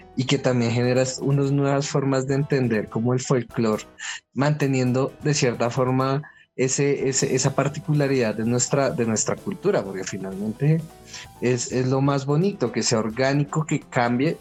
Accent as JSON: {"language": "Spanish", "region": "Llanos", "country": "Colombia", "said": "Como llanero"}